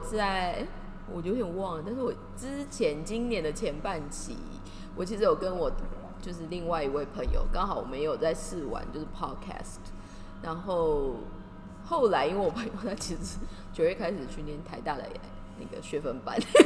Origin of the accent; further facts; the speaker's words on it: Taiwan; moved away as an adult; now in Tokyo, Japan; 我们现在人其实，在东京，然后我们都是台湾人。